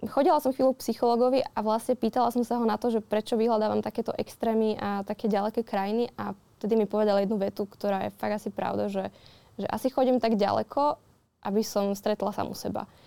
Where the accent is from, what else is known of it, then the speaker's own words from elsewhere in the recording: Modra, Bratislava Region, Slovakia; modrá tá má tak 9 tisíc